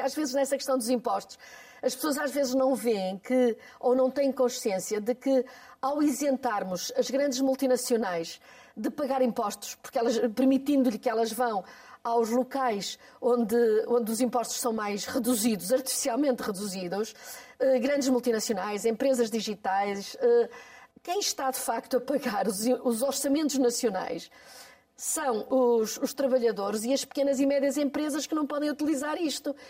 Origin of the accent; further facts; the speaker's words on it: Porto, Norte, Portugal; É a minha terra